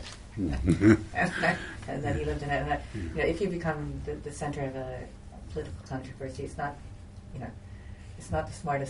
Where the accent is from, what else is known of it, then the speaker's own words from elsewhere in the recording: Istanbul, Turkey; So I was so excited when it got to all the accidents on the Bosphorus, because I grew up on the Bosphorus and I remember those ships running aground.